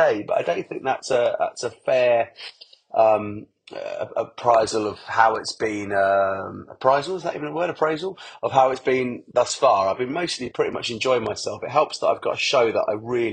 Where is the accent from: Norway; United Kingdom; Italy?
United Kingdom; Essex, East of England; also born or lived in Hackney, London / Highgate, London; I grew up in Essex